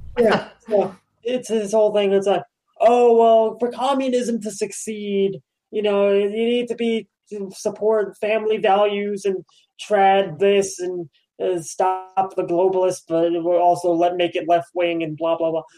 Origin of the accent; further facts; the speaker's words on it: New York, United States; being a New Yorker